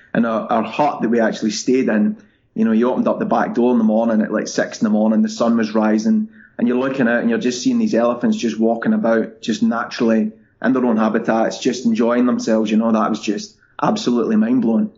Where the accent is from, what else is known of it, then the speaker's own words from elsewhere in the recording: Scotland, United Kingdom; moved away as an adult; also born or lived in London; growing up in Scotland, people are very happy where they are